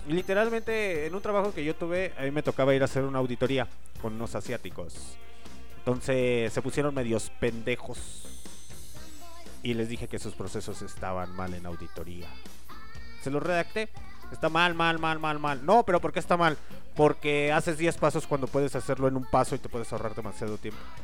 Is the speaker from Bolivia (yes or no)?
no; Mexico; somos mexicanos